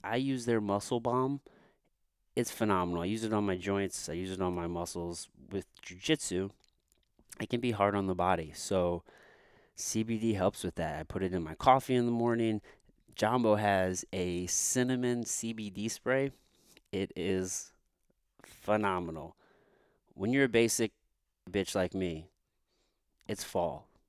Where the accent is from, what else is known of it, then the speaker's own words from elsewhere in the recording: Potosi, Missouri, United States; I grew up in Potosi, Missouri